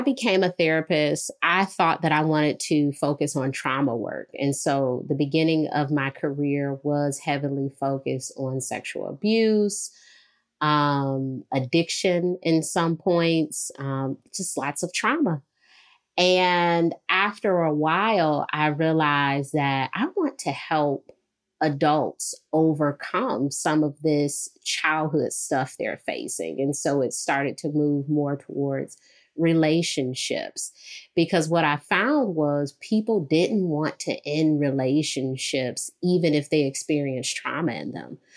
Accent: Detroit, Michigan, United States; I'm from Detroit

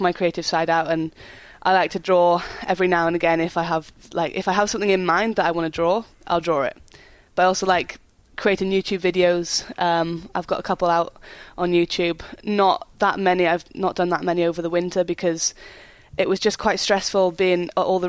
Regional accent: Wales, United Kingdom; We're Welsh

